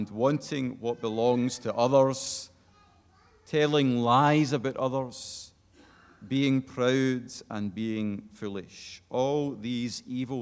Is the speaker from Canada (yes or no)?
no; Glasgow, Scotland, United Kingdom; moved away; I'm from Glasgow originally